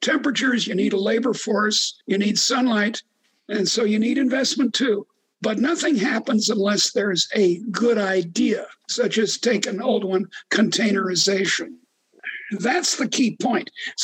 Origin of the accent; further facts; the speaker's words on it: United States; we Americans